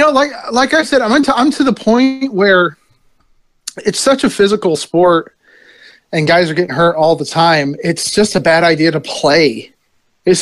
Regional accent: New Jersey, United States; moved away; I'm from Jersey.

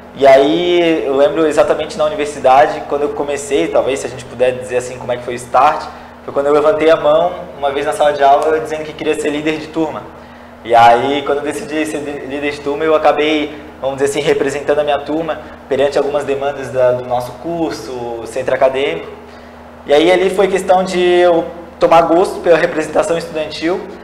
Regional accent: São José, Santa Catarina, Brazil; Eu nasci e cresci aqui em São José, no bairro no Cobrasol

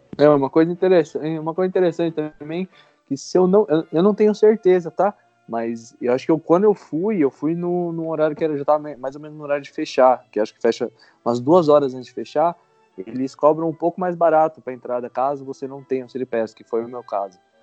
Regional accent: Brazil; moved away as an adult; also born or lived in Canada; no Brasil eu era apenas um serralheiro/estudante tentando juntar dinheiro para pagar a faculdade

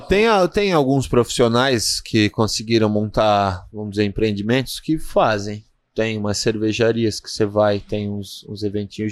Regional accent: Brazil; a gente é brasileiro

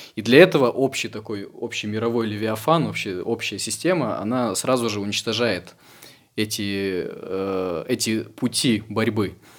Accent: Ukraine; я как украинец

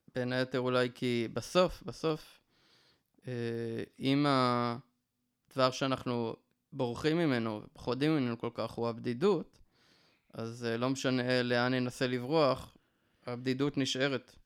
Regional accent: Northern District, Israel; born or raised there; now in Yeruham, Israel

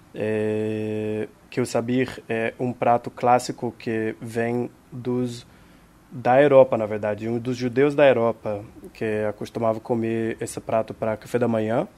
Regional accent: Israel; Portuguese is a second language; now in Rio de Janeiro, Brazil; Eu nasci em Israel

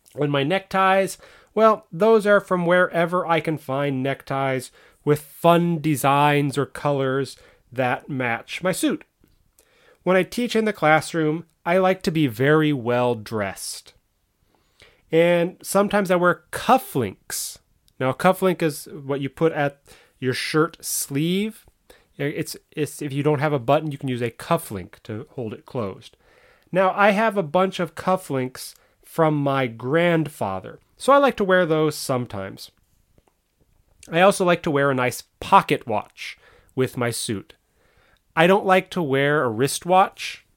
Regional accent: United States; I'm American

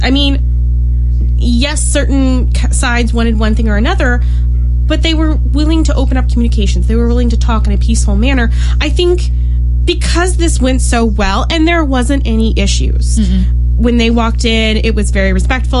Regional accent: United States; as an American

